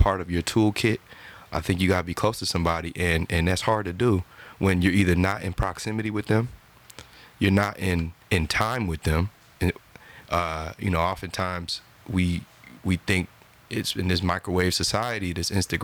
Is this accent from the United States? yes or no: yes; New Jersey, United States; I'm from Jersey